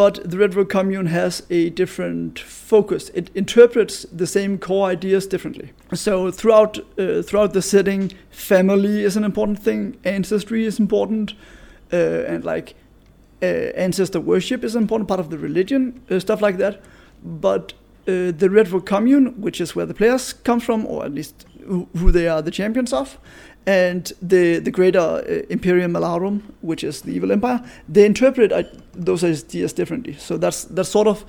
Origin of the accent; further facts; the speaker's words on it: Denmark; I'm from Denmark